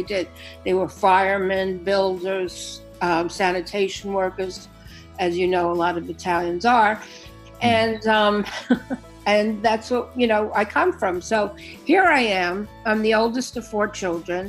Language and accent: English; New York City, New York, United States; I'm born and raised in Brooklyn